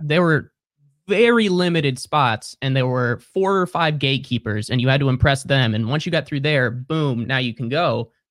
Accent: Cincinnati, Ohio, United States; moved away as an adult; also born or lived in Columbus, Ohio; now in Brooklyn, United States; So I grew up in Cincinnati, went to college north of Columbus, and then moved to Columbus after I graduated.

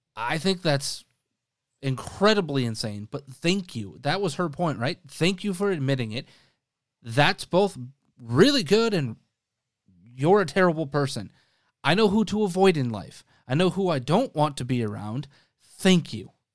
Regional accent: Wisconsin, United States; I grew up in Wisconsin.

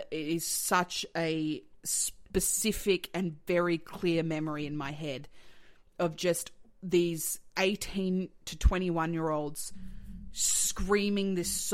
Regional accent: Melbourne, Victoria, Australia; also born or lived in Sydney / Tasmania; I was born in Sydney. Okay. I lived the first like 10 years of my life in Tassie and then I moved to Melbourne. So I'm from Melbourne.

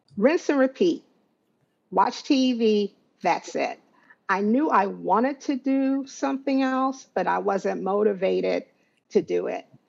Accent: Waldorf, Maryland, United States; I am from Waldorf, Maryland.

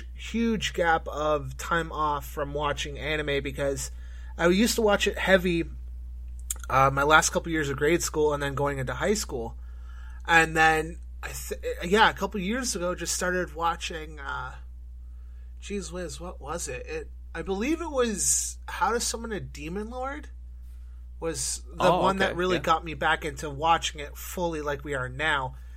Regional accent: Canada; growing up in Canada, we had YTV

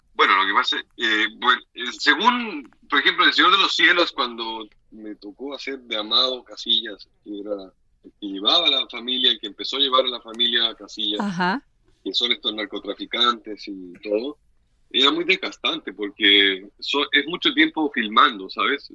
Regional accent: Viña del Mar, Valparaíso, Chile; moved away as an adult; now in Mexico; yo nací en el Valparaíso, en la quinta región

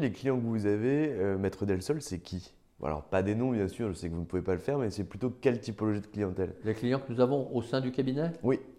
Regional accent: Nancy, Grand Est, France; je viens de Nancy

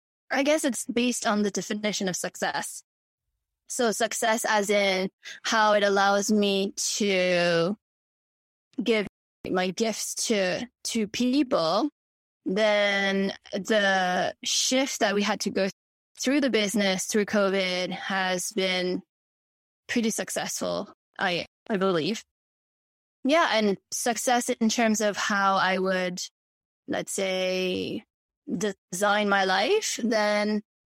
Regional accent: Mauritius; born there; because I was born in Mauritius, and people from Mauritius who would have reached out to me prior

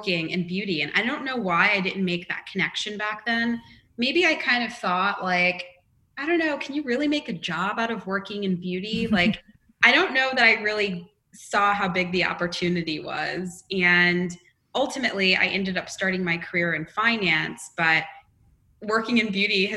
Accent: Long Island, New York, United States; I didn't grow up in West Virginia. I grew up in Long Island

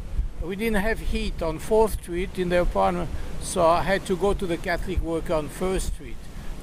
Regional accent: Switzerland; moved away as an adult; now in New York, United States; I'm from Switzerland

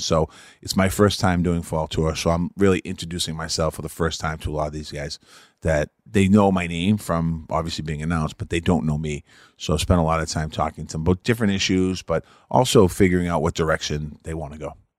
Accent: Boston, Massachusetts, United States; growing up in Boston, hockey fan

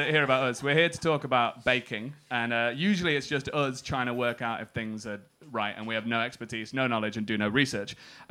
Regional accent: England, United Kingdom; as someone from England

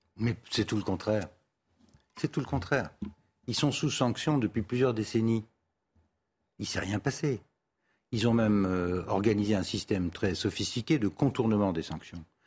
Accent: Tunisia; now in Paris, France; je suis né en Tunisie, euh, suis français

